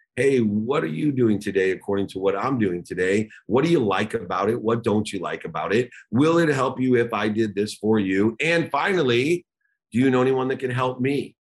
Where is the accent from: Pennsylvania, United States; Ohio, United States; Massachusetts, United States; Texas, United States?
Ohio, United States; Akron; I grew up in Akron, Ohio.